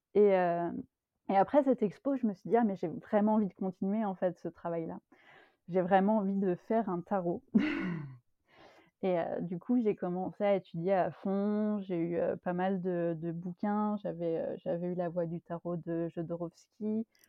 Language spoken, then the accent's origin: French; Paris region, Île-de-France, France; moved away as an adult; now in Belgium; j'habite en Belgique, mais j'ai longtemps habité en France, où je suis née, donc en région parisienne.